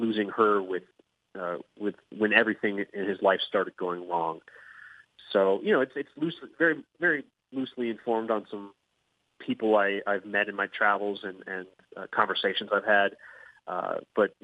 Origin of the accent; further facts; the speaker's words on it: United States; accent: American English; we as American citizens